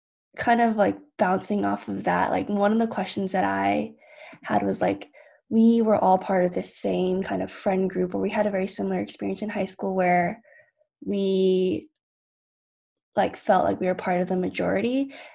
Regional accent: San Ramon, California, United States; moved away as an adult; also born or lived in Boston; because I also have very ingrained experiences growing up in the Bay Area, I don't feel like I fully fit in Boston where I go to school.

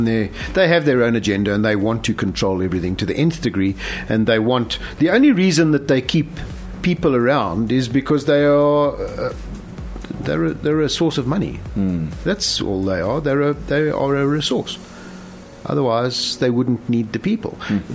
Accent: South Africa; how is it that the government doesn't refer to us as South African?

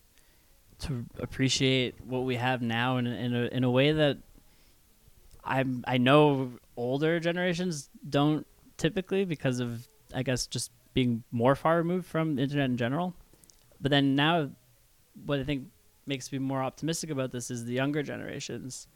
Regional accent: Canada; as a Canadian

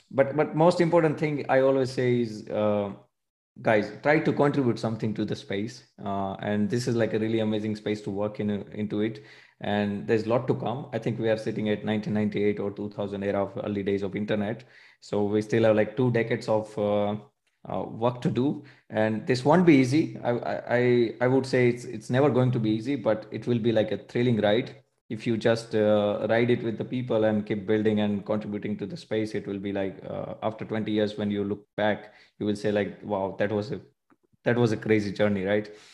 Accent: India; now in Munich, Germany; I am basically from India

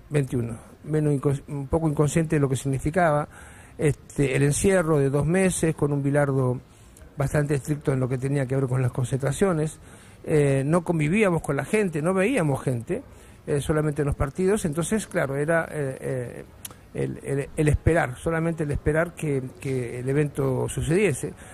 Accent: Morón, Buenos Aires Province, Argentina; accent: porteño; moved away; also born or lived in Chile; soy argentino

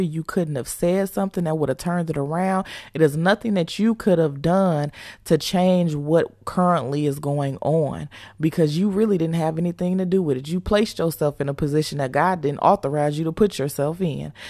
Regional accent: Chicago, Illinois, United States; we're from Chicago, so we're used to snow

